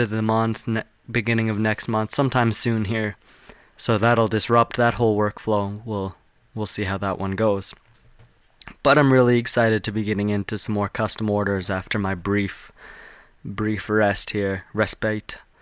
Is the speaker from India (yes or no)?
no; Calgary, Alberta, Canada; I'm from Calgary. I live about three hours from Calgary.